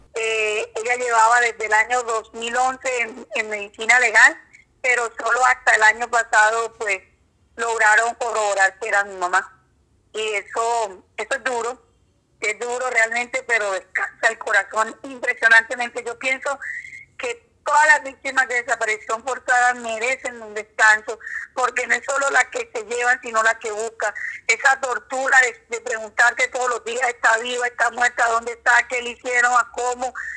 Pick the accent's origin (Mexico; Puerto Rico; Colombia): Colombia; San Juan; yo soy sanjuanera neta, nací en San Juan